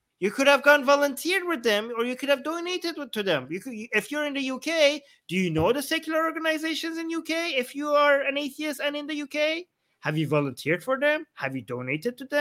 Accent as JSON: {"language": "English", "country": "Canada", "said": "I'm a Canadian that is anti-monarchy in Canada"}